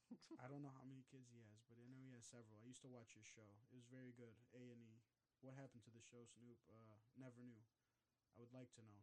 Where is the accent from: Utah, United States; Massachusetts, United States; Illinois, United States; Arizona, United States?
Illinois, United States; Chicago; I grew up in Marquette Park